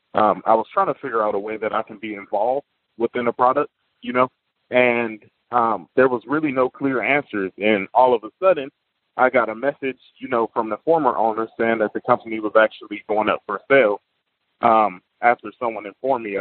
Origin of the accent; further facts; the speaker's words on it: Toledo, Ohio, United States; moved away as an adult; now in Arizona, United States; I'm from a small city in Ohio called Toledo, Ohio